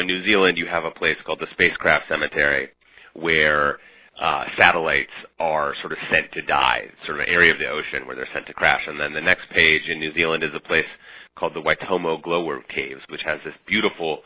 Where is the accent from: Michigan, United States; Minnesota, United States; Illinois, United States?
Minnesota, United States; Minneapolis; moved away as an adult; also born or lived in Midwest; now in New York, United States; I grew up in the Midwest going on crazy road trips with my parents and visiting some kind of unusual sites, and spent my teenage years in Minneapolis